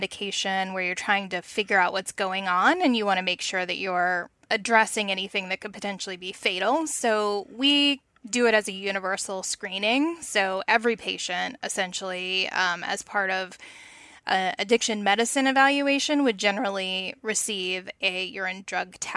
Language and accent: English; Virginia, United States; my home state, Virginia